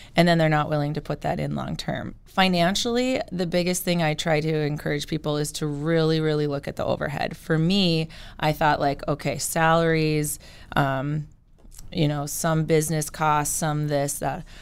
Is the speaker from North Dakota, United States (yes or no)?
yes; Killdeer, North Dakota, United States; moved away as an adult; now in Bismarck, United States; I am originally from Kildare, and so I did, I grew up there.